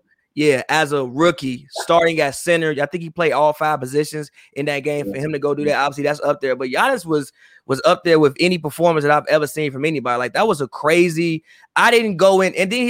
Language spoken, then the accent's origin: English; Chicago, Illinois, United States; I'm from Chicago